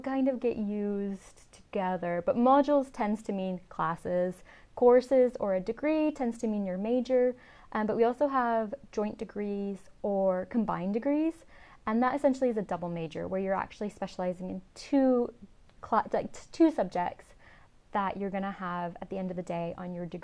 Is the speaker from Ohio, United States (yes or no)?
no; Riverside, California, United States; moved away as an adult; now in Scotland, United Kingdom; I'm originally from Southern California, so in a place called Riverside, which is kind of outside